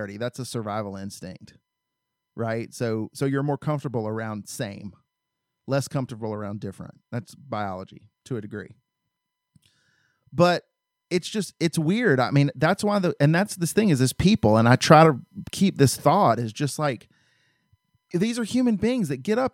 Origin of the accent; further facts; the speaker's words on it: the South, United States; I grew up in the South